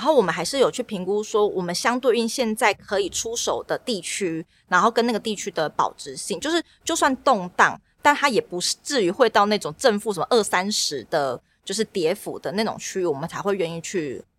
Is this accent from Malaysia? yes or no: no; Tainan, Taiwan; 南就是我是台南人，所以我们对在我们家附近那边有找到一个不错的台南地点